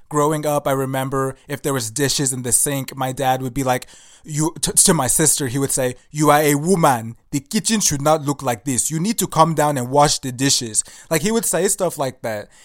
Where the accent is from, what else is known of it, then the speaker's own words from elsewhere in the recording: Nigeria; I'm Nigerian and I know where I came from